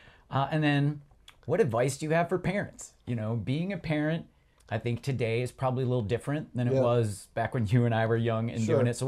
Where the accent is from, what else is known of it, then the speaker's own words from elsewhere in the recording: Michigan, United States; moved away; I grew up in Michigan.